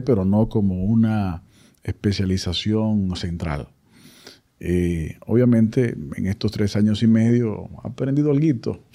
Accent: Dominican Republic; la realidad nuestra como sociedad dominicana

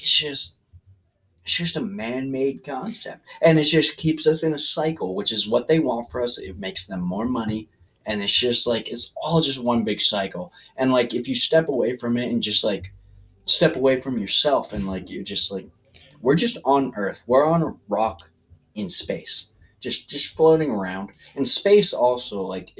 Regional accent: United States; I was born in America

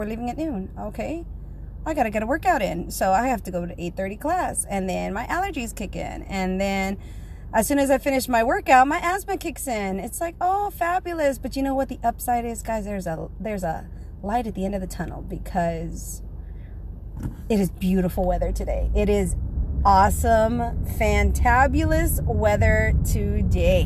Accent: South Texas, United States; I am from South Texas

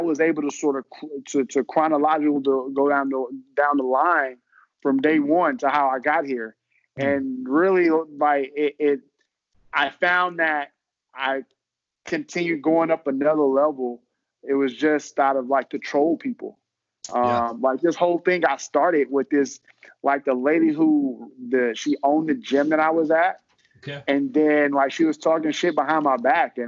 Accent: Houston, Texas, United States; Grew up in Houston, Texas

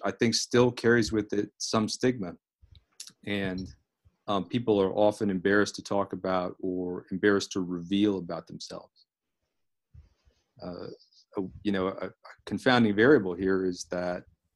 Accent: Fort Myers, Florida, United States; I grew up in South Florida, in Fort Myers, Florida, Southwest Florida

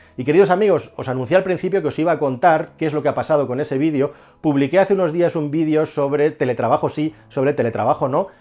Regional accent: Spain; somos españoles

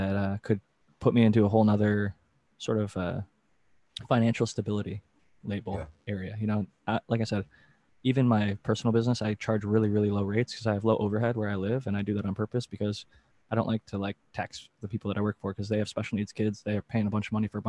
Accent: Ohio, United States; I'm from Ohio, and there's a lot of hunters

